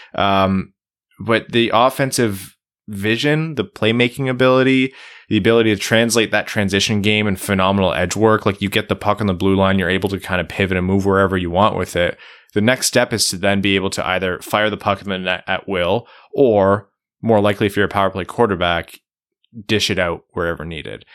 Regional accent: United States; as an American

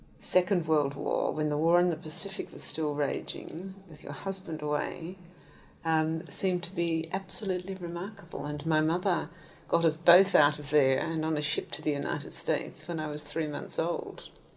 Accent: Quetta, Balochistan, Pakistan; born there; I was born in Quetta, which in those days was in India, although it's now in Pakistan, on the northwest frontier.

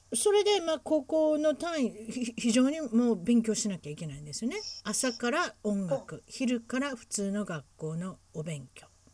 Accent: Huntington Beach, California, United States; うちの地元ですから分かってます。

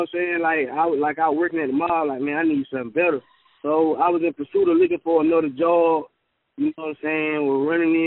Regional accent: Texas, United States; as a Texan

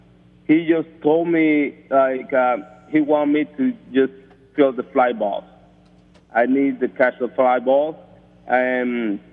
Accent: Venezuela; moved away; I'm coming from Venezuela, that I used to play for a very famous team over there, Navegantes and Magallanes

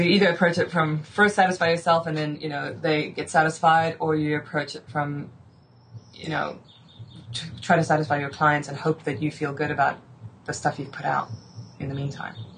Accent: South Africa; I grew up in South Africa

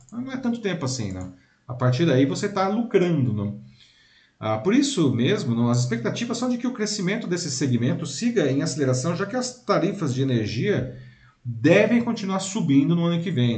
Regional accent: Brazil; português com o nosso sotaque, né, aqui do Brasil

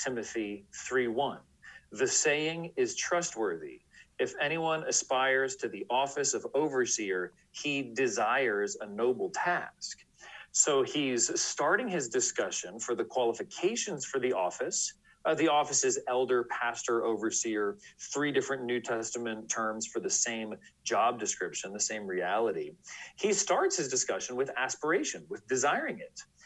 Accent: San Francisco Bay Area, California, United States; now in Washington, D.C., United States; I grew up in the San Francisco Bay Area in California.

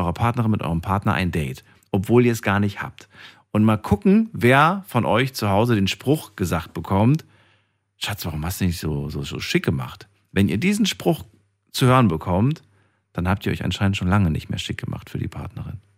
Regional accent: Albania; weil sie ist äh, Albanerin, ich bin Albaner.

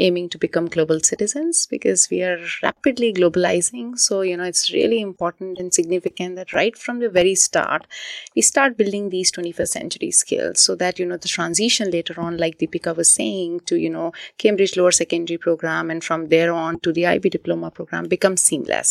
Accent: India; moved away; born and brought up in India, I've done, uh, my education largely, um, in India.

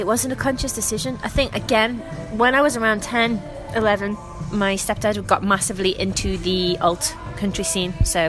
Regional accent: Kirkby, North West England, United Kingdom; I'm from Kirby.

